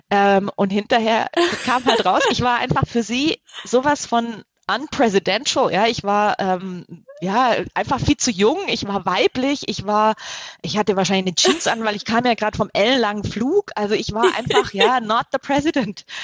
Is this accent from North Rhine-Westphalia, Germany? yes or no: no; Baden-Württemberg, Germany; Spätzle. Ich komme aus